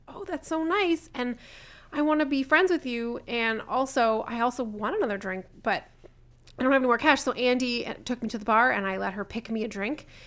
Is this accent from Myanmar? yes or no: no; Southern Ontario, Canada; I'm from Southern Ontario